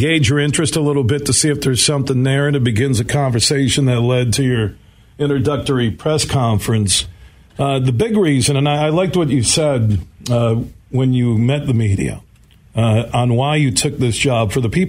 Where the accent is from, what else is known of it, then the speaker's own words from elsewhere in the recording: West Michigan, United States; I'm from West Michigan, love the state